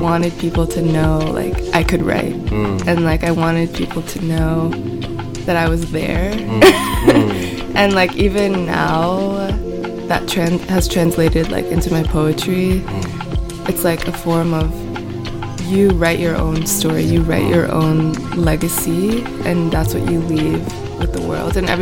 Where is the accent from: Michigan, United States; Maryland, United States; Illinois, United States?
Illinois, United States; Chicago; moved away as an adult; also born or lived in Paris; now in New York, United States; I'm from Chicago, born and raised